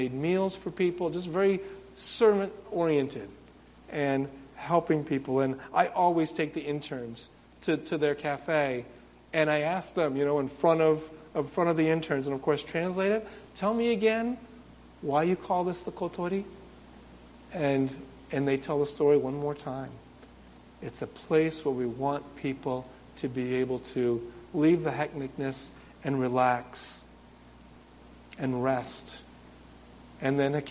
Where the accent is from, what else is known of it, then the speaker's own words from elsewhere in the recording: Windsor, United States; moved away as an adult; now in Japan; I don't have anybody living in my hometown in Windsor anymore